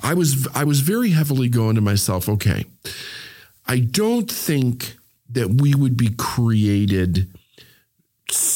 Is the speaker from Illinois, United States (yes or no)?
yes; Chicago, Illinois, United States; I was born in June. So in Chicago